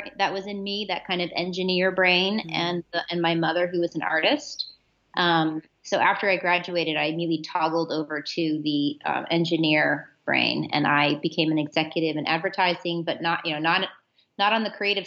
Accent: Warren, Ohio, United States; My childhood was in Ohio in a little town called Warren, which is about an hour or so south of Cleveland, right on the Pennsylvania border.

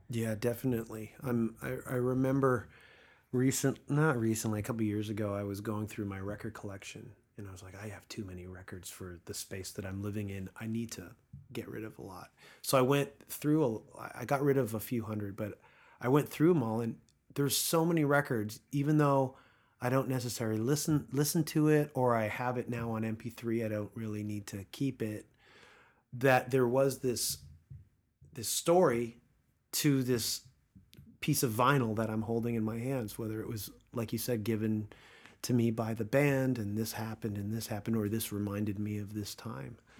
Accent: East Coast, United States; now in Los Angeles, United States; Growing up on the East Coast

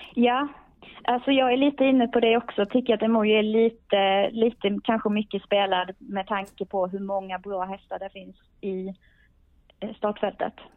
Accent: Skåne, Sweden; jag är ju skåning själv

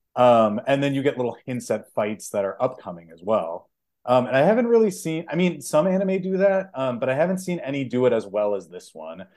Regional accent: Chicago, Illinois, United States; I'm from Chicago

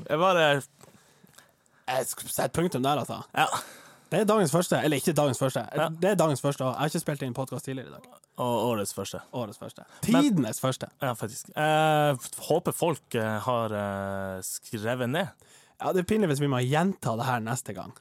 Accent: Norway; jeg er fra Dalen

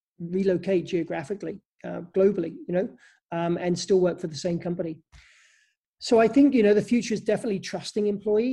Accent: England, United Kingdom; moved away; I come from England originally

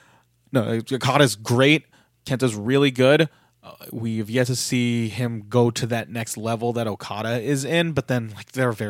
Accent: San Francisco, California, United States; and say, this is my home turf, even though I'm actually from San Francisco.

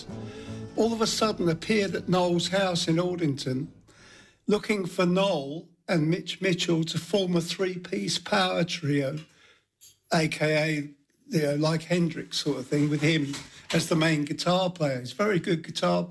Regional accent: Ashford, South East England, United Kingdom; I'm from Ashford in Kent

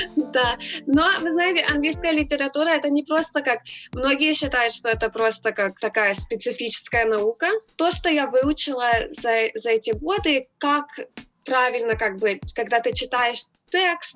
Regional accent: Los Angeles, California, United States; also born or lived in Moscow; now in Houston, United States; Я вообще родилась в Москве, так что я, может быть, знаю, что такое настоящая зима, но я выросла всю жизнь в Лос-Анджелесе

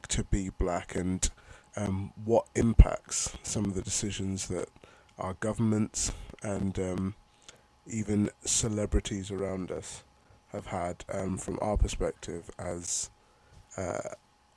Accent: London, United Kingdom; also born or lived in Nigeria; I am a Nigerian, so born in Nigeria, and I actually moved to London when I was two, so I've been here for 26 years now

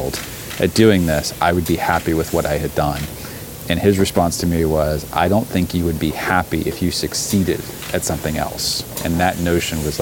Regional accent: Alabama, United States; also born or lived in Montgomery, Alabama / Huntsville, Alabama; my growing up in Alabama

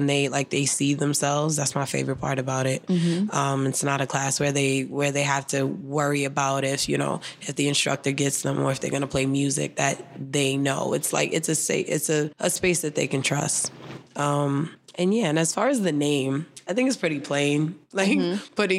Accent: New York City, New York, United States; I grew up dancing in Harlem.

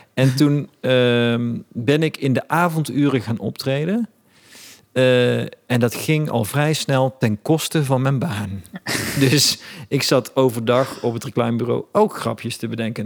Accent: Eindhoven, North Brabant, Netherlands; Ik kom gewoon uit Eindhoven

